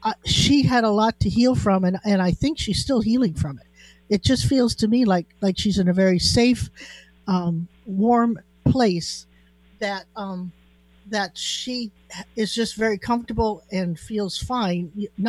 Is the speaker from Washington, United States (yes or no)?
yes; Chelan, Washington, United States; born there; You know, I was born in Chelan, you know.